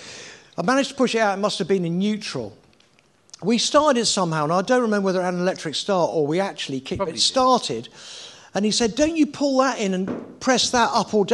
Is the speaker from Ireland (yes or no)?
no; Winchester, South East England, United Kingdom; also born or lived in Norfolk; we moved down to Winchester from Norfolk, actually